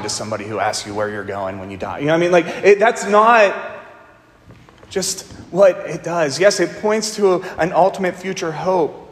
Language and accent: English; Pittsburgh, Pennsylvania, United States; moved away as an adult; also born or lived in Northern Virginia; I was from Pittsburgh